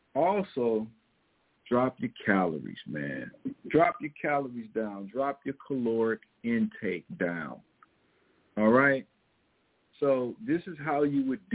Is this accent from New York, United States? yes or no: no; Missouri, United States; accent: Missouri; my Missouri accent